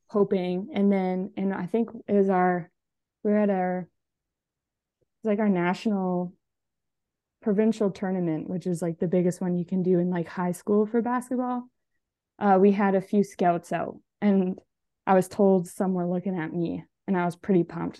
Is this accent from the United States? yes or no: no; Alberta, Canada; I'm from Alberta, so I'm on the West side of Canada.